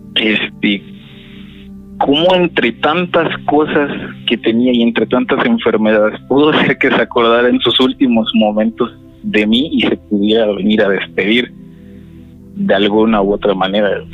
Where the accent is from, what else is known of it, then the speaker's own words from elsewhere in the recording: State of Mexico, Mexico; soy del Estado de México